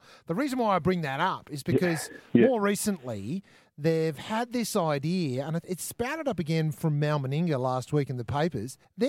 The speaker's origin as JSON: {"language": "English", "region": "New South Wales", "country": "Australia", "said": "I'm from New South Wales"}